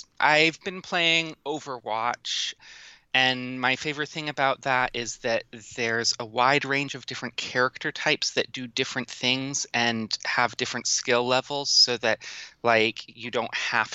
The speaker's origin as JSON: {"language": "English", "region": "Washington", "country": "United States", "tie": "born or raised there", "said": "my home state of Washington"}